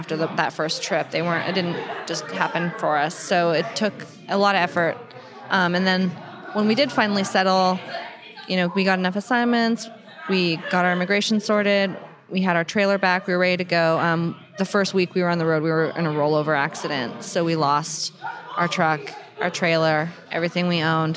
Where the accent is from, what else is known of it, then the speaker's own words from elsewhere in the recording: Canada; we're Canadian